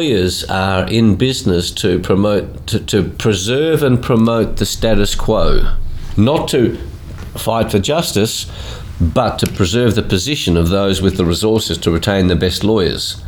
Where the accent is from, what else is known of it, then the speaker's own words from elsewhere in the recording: Australia; also born or lived in Melbourne; I was born in Australia